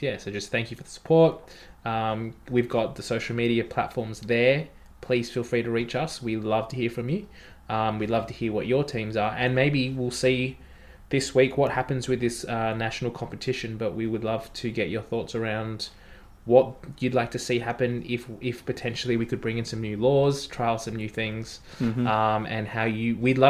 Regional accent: Ireland; No, I'm Irish.

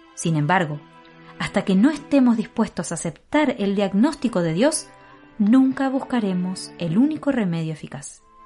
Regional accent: Argentina; accent: Argentine; moved away as an adult; now in Valparaíso, Chile; Y yo soy de Argentina eh, tal vez se nota por el acento un poco diferente.

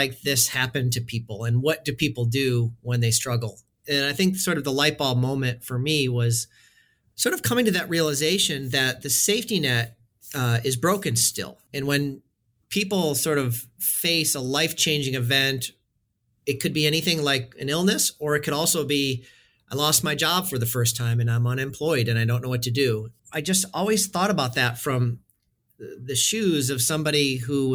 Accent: Western New York, United States; I grew up in Western New York in a town of about 20,000 people, born and raised

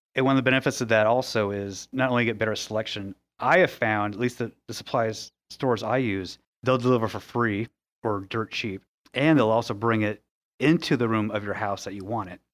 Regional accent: West Coast, United States; moved away as an adult; now in Indianapolis, United States; I'm originally from the West Coast, so I have a lot of family out there

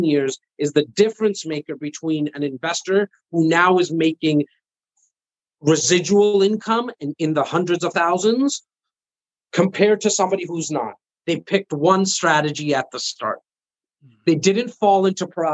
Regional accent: Canada; I am Canadian

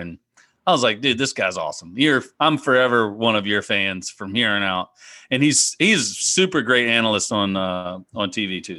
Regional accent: south central Virginia, United States; I grew up playing in the Piedmont Section Junior Golf uh, League, which is in the central, south central part of Virginia

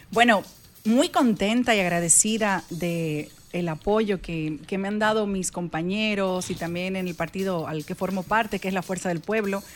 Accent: Dominican Republic; como dominicana, como mujer

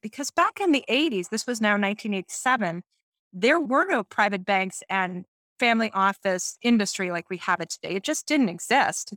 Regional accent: Sudbury, Massachusetts, United States; I grew up in a town called Sudbury in the state of Massachusetts in the United States.

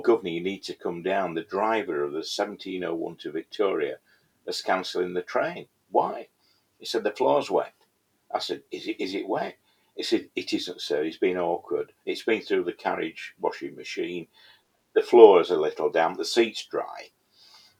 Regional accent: Yorkshire and the Humber, United Kingdom; moved away as an adult; also born or lived in London; I come from Yorkshire

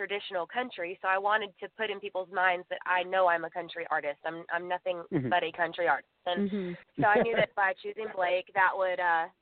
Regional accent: Waco, Texas, United States; I am from Waco, Texas

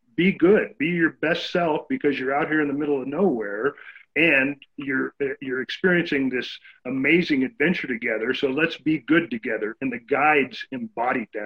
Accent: San Bernardino, California, United States; now in Central Oregon, United States; I grew up in San Bernardino, California, which back then was a more rural place than it is today.

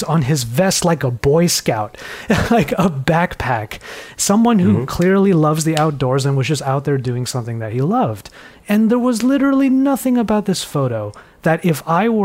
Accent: Los Angeles, California, United States; accent: LA-born American; I mask my LA-born American accent? I was born here

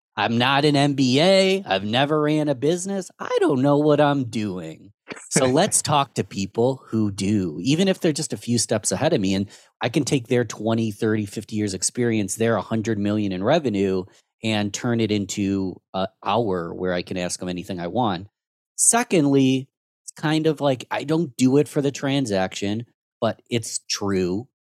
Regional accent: Rochester, New York, United States; I'm born and raised in Rochester, New York.

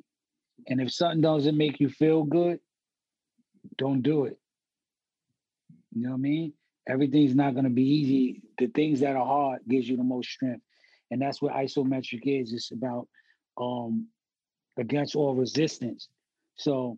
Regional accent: New York City, New York, United States; We was like the forgotten borough or this far out there

